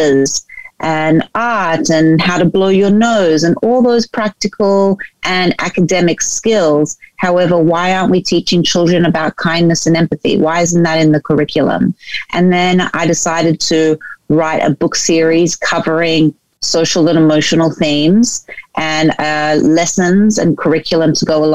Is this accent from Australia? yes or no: yes; Sydney, New South Wales, Australia; moved away as an adult; also born or lived in New York, United States; I grew up in Sydney, Australia, but lived in New York for 10 years.